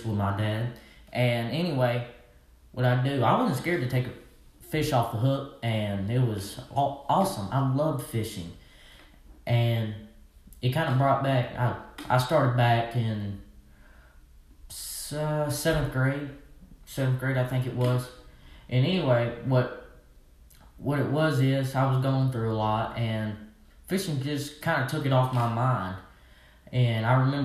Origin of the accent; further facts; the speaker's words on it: Arkansas, United States; I'm from Arkansas, so obviously I'm a redneck